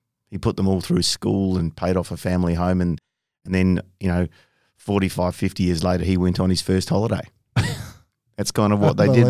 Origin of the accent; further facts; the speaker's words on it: Bunbury, Western Australia, Australia; You know, we pretty much everyone, you know, in half the cities along a coastal strip. So you're always exposed to the ocean, always in the water, out there fishing, playing sports, surfing, whatever. It was awesome